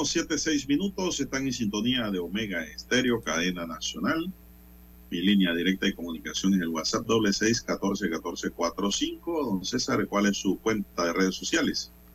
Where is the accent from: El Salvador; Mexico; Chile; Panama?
Panama; como ciudadano, como panameño